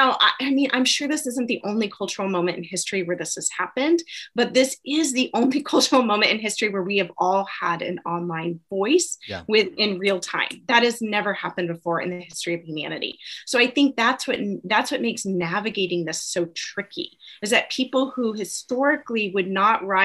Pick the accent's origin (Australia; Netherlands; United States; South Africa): United States; as an American